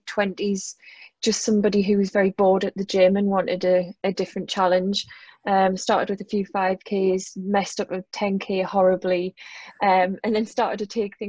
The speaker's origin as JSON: {"language": "English", "town": "Newcastle upon Tyne", "region": "North East England", "country": "United Kingdom", "accent": "Geordie", "said": "I'm a Geordie"}